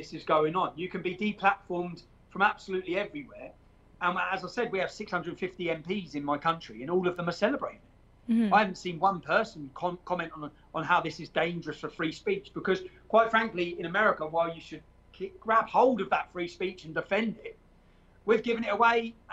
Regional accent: Luton, East of England, United Kingdom; Luton, my hometown

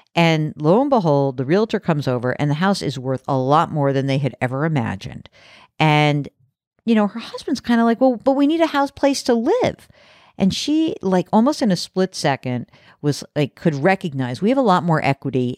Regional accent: New York City area suburbs, United States; so I grew up in New York City area, like the, uh, the burbs of New York

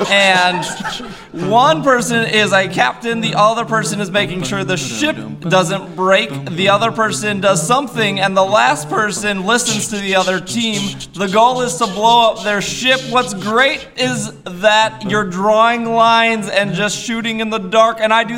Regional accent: United Kingdom; This is kind of, is he British? I'm British.

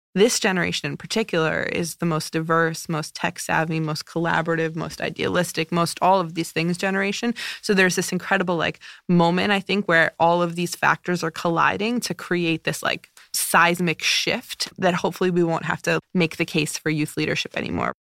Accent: United States; also born or lived in New Jersey; growing up in New York and New Jersey, that's home to me

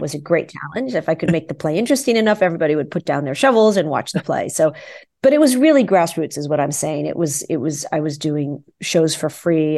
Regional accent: New York City, New York, United States; when I was a kid growing up in New York City, I danced with the New York City Ballet

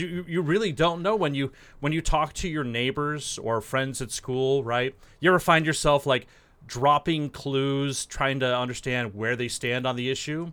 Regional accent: San Diego, California, United States; also born or lived in Washington, D.C.; I'm from San Diego

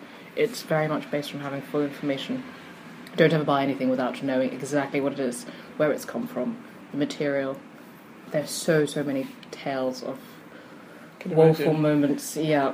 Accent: South East England, United Kingdom; I'm from Kent.

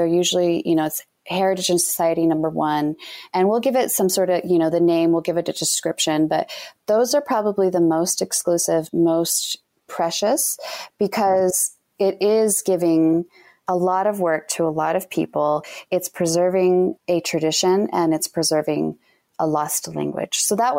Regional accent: Utah, United States; You know, we're all different, but you know, we're from Utah.

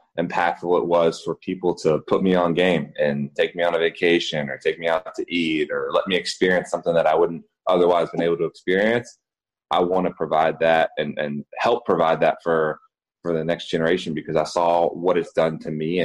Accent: Raleigh, North Carolina, United States; I'm a Raleigh native. I'm from Raleigh, North Carolina.

